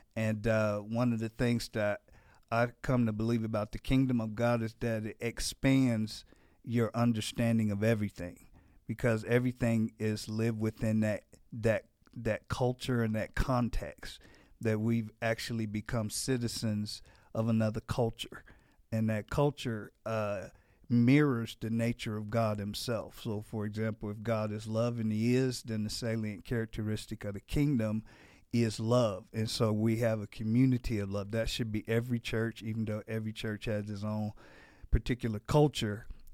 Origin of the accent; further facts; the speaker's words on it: Gary, Indiana, United States; Yeah, I'm from Gary, Indiana, originally, just outside of Chicago, probably about a half an hour from Chicago.